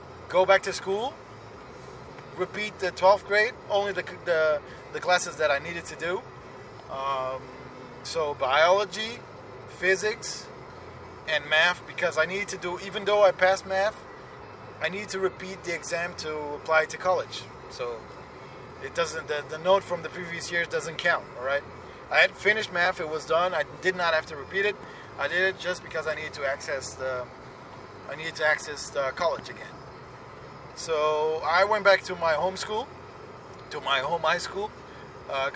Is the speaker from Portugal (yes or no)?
yes; Lisbon, Portugal; Besides me having family there, and it's my hometown. I was born there